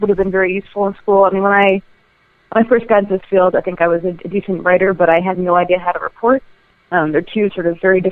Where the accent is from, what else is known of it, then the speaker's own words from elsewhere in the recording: New Jersey, United States; I grew up in New Jersey, just outside of the city